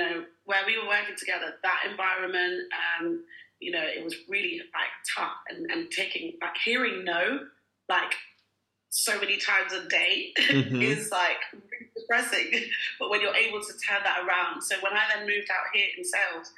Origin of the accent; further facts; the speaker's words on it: Nigeria; also born or lived in United Kingdom; now in Dubai, United Arab Emirates; when I grew up in Nigeria